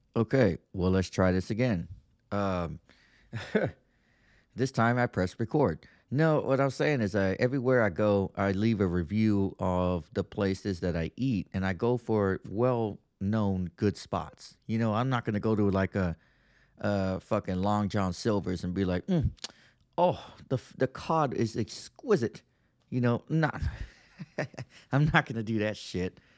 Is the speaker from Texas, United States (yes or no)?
yes; Texas, United States; I'm from the South South. I'm from Texas.